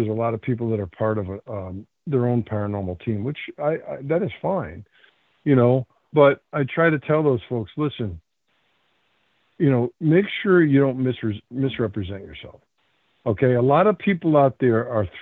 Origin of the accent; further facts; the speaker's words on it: Connecticut, United States; I'm born and raised in Connecticut